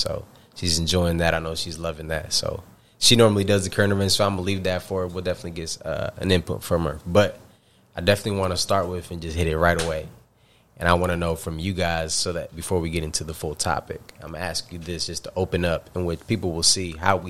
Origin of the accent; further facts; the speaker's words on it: New York, United States; now in San Diego, United States; from New York, but I, you know, currently reside in sunny San Diego, and I love it.